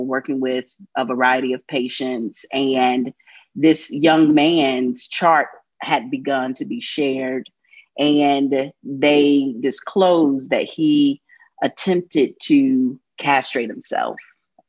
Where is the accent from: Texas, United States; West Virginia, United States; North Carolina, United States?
North Carolina, United States; a queer woman growing up in the Church of God Church in North Carolina